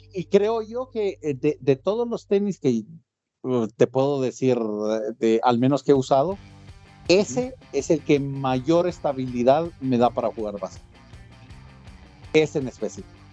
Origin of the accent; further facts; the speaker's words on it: Mexico; a nosotros en específico como eh, como se llama como mexicanos